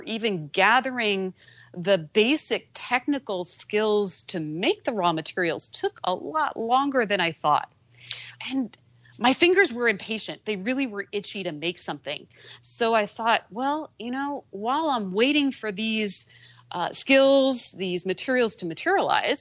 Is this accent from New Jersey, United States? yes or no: yes; New Jersey, United States; I'm a girl from Jersey